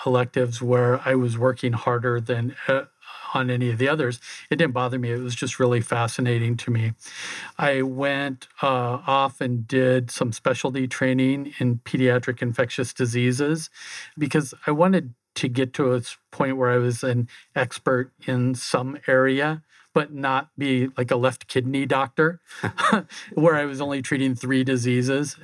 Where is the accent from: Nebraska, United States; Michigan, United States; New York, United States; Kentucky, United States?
Nebraska, United States; a small town just outside of Omaha; moved away as an adult; also born or lived in Phoenix; I grew up in a small town just outside of Omaha